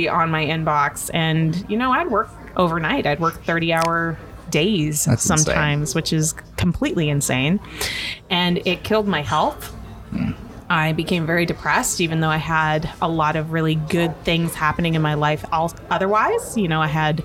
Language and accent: English; Inuvik, Northwest Territories, Canada; moved away as an adult; I was born and raised in Inuvik Northwest Territories in Canada.